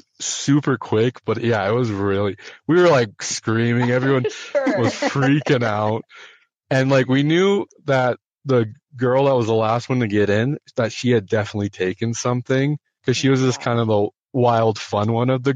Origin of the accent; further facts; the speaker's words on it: North Dakota, United States; I'm from North Dakota. So there's not a whole lot out there besides like farm fields and like nothingness.